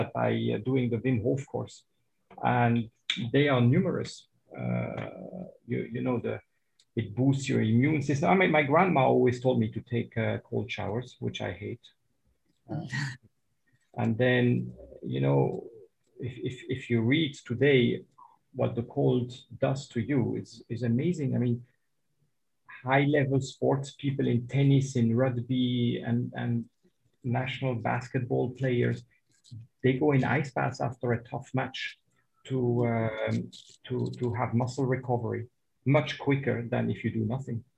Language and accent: English; Switzerland; now in Dubai, United Arab Emirates; I was born in Switzerland